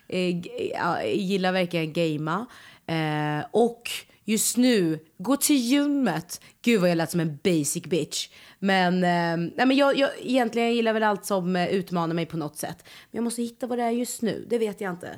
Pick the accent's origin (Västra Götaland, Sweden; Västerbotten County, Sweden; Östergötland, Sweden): Östergötland, Sweden; Norrköping; moved away as an adult; also born or lived in Malmö; Jag är ju född och uppväxt i Norrköping